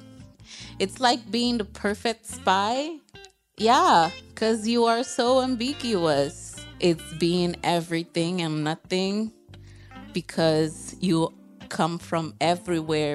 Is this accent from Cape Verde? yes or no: yes; Praia, Cape Verde; also born or lived in China; So I am Cape Verdean. I was raised here in Praia, Cabo Verde.